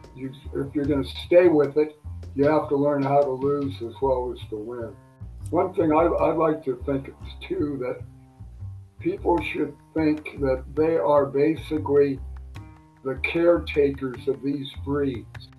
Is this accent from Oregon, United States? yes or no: no; Burbank, California, United States; I was very fortunate to grow up in Southern California where there were lots of outstanding pigeon breeders that lived very close to where I grew up in Burbank, uh, California.